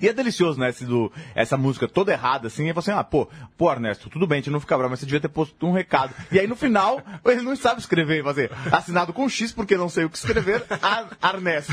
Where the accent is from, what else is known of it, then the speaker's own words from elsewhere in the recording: São Paulo, Brazil; para nós que vivemos em São Paulo, para nós que somos paulistas